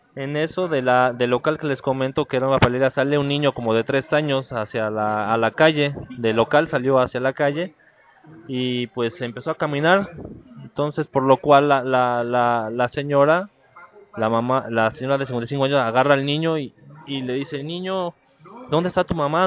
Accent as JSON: {"language": "Spanish", "country": "Mexico", "said": "todos los mexicanos nos ayudamos entre todos"}